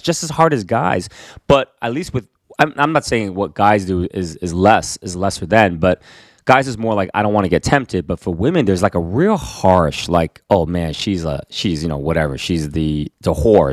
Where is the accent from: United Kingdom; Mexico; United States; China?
United States; I am Korean American